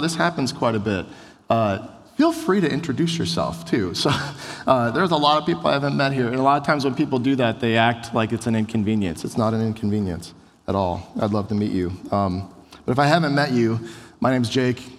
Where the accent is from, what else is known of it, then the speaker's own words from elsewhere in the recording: United States; we Americans, most of us grew up in America